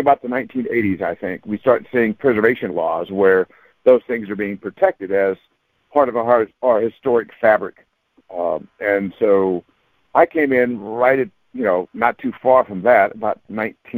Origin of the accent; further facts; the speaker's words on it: San Bernardino, California, United States; the church where I grew up in San Bernardino.